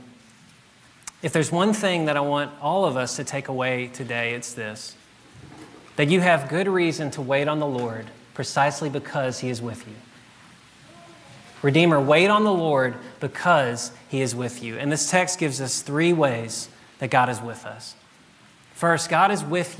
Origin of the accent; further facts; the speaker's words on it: South Louisiana, United States; moved away as an adult; now in Jackson, United States; I grew up in South Louisiana